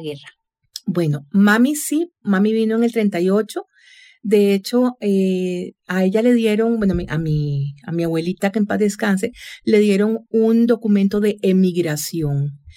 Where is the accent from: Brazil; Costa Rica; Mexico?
Costa Rica; San José; soy vecina, nací por el barrio Don Bosco mis padres origen polaco nacionalizados costarricenses, es decir, yo soy primera generación tica